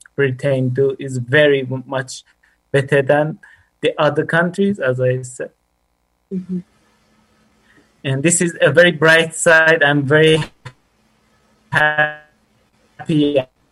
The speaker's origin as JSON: {"language": "English", "country": "Iran", "second_language": "English", "moved": "as an adult", "lives_now": "Bromsgrove, United Kingdom", "said": "I'm from Iran, and it's been like 5 months. I got to UK."}